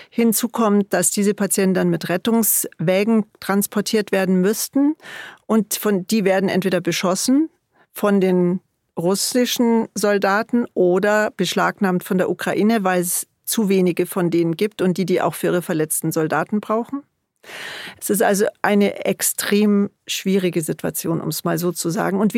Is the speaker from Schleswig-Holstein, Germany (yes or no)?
no; Bavaria, Germany; vor allen Dingen in Bayern natürlich, wo ich herkomme und wo wir auch selber tätig sind